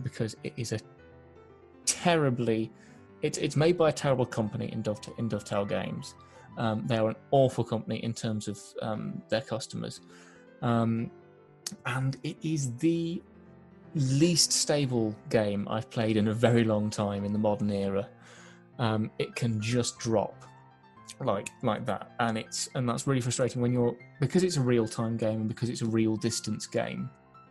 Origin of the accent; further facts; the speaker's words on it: Kidderminster, West Midlands, United Kingdom; my hometown team, Kidderminster Harriers